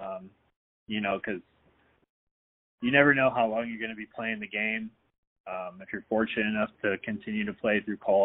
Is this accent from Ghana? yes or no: no; Seattle, Washington, United States; I'm from the Seattle area